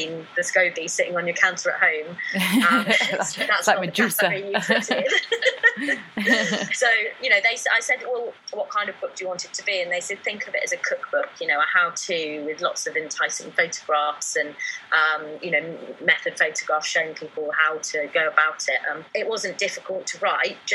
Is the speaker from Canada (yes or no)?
no; Newbury, South East England, United Kingdom; Newbury, which is my hometown, yeah, this weekend, because I'm a proper local girl.